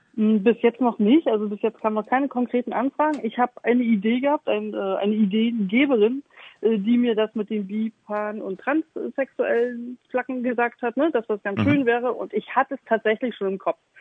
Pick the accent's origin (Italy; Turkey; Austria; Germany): Germany; Stralsund, Mecklenburg-Vorpommern; moved away as an adult; also born or lived in Hamburg; now in Elmshorn, Germany; gebürtige Stralsummerin, wer das nicht kennt, das ist in MacPom